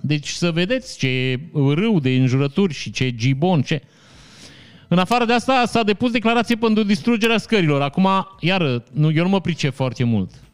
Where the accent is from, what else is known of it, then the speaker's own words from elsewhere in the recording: Vișeu de Sus, Maramureș County, Romania; Eu sunt din Vișeu